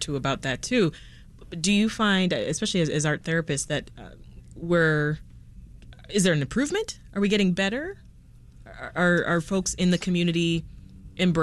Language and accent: English; Jamaica; now in Chicago, United States; I'm an immigrant myself, born and raised in Jamaica